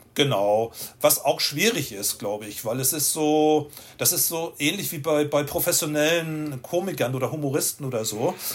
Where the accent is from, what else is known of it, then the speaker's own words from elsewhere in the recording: Itzehoe, Schleswig-Holstein, Germany; moved away as an adult; also born or lived in Hamburg; now in Vienna, Austria; ich bin in Itzehoe geboren worden, das kleine Städtchen